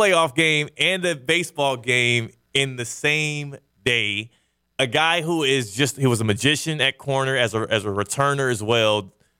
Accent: Houston, Texas, United States; I grew up in Houston.

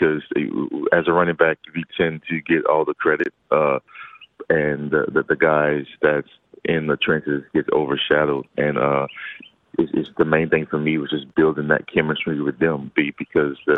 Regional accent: LaPlace, Louisiana, United States; my hometown, LaPlace

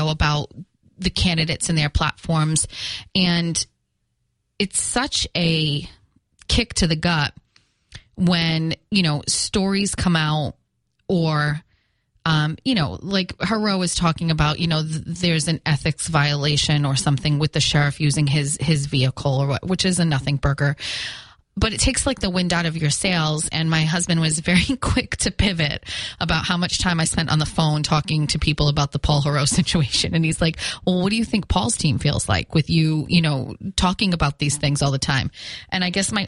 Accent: Fall River, Massachusetts, United States; accent: Fall River; my Fall River accent

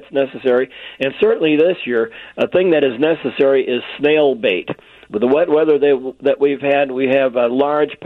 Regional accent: Chicago, Illinois, United States; when I was a kid, I grew up here in Chicago 75 years ago

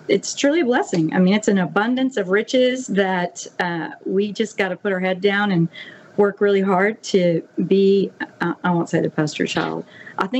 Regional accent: the Hill Country, Central Texas, United States; moved away as an adult; now in Mississippi Gulf Coast, United States; I came from Central Texas, the Hill Country, and our community had dealt with some pretty severe natural disasters as well

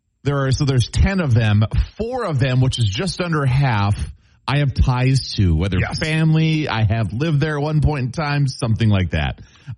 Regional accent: north of Brainerd, Minnesota, United States; So I didn't grow up in Brainerd. I grew up north of Brainerd, about 20, 30 miles.

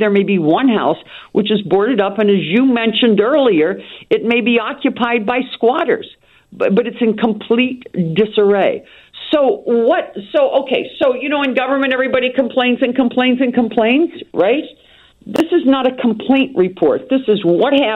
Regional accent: Wheeling, West Virginia, United States; now in Chicago, United States; my hometown in Wheeling, West Virginia

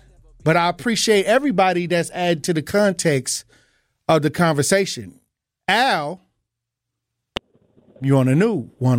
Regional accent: Milwaukee, Wisconsin, United States; I'm from 5th and North Avenue. I'm from America. You know, my grandma came from the cotton fields of Mississippi to Milwaukee.

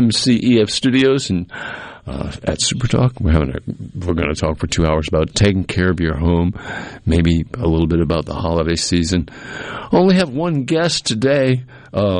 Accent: New England, United States; now in the South, United States; I grew up in New England

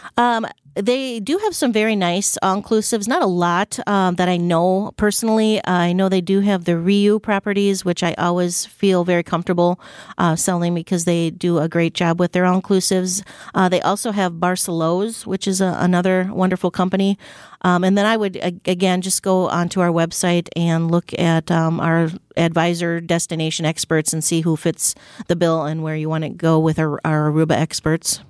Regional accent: Wisconsin, United States; We're from Wisconsin.

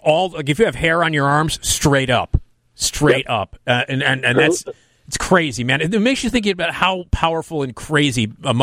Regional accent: Chicago, Illinois, United States; being from Chicago, I was like, come on, this is nothing. You know, the kind of snowfall that we get here in the city.

